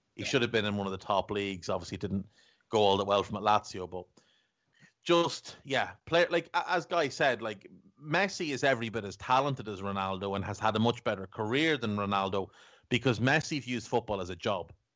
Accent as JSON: {"language": "English", "town": "Navan", "region": "County Meath", "country": "Ireland", "accent": "townie", "said": "We're both from Navan in, in County Meath in Ireland. And I'm, I'm a townie, so I've got this townie, scumbaggy kind of accent."}